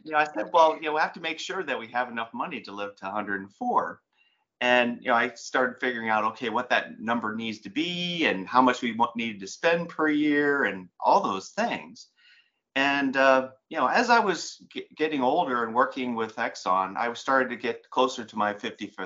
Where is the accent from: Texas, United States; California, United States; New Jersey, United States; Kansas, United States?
New Jersey, United States; I grew up in New Jersey in the 70s